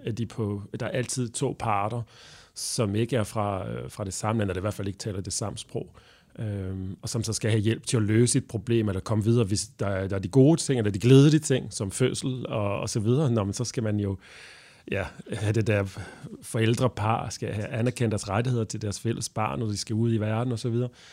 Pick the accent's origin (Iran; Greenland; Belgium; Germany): Belgium; Danish is a second language; moved away as an adult; now in Denmark; jeg er belgier oprindeligt, og, øh, og jeg flyttede til Danmark sådan helt tilfældigt.